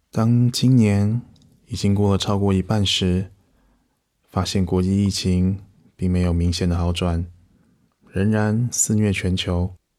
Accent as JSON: {"language": "Chinese", "country": "Taiwan", "said": "我们甚至在台湾这个小岛上"}